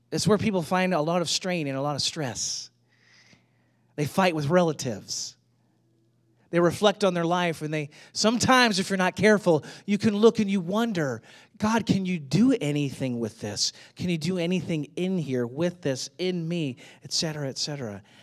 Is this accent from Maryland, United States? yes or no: no; St. Louis, Missouri, United States; now in Atlanta, United States; I grew up in Saint Louis